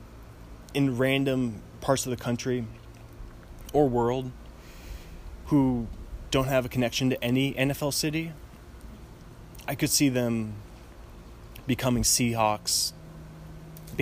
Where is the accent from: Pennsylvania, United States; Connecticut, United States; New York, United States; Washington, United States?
Washington, United States; Seattle; also born or lived in Northridge, Los Angeles; now in Los Angeles, United States; I'm from Seattle